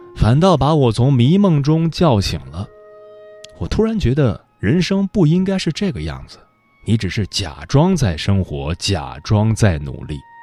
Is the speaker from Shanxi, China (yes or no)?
yes; Datong, Shanxi, China; now in Beijing, China; 我之前可爱批评我老家了，大同太落后了，三四线城市容不下灵魂